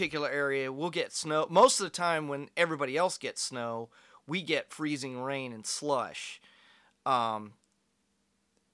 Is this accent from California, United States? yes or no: yes; California, United States; I was born in California. My parents were from the Bay Area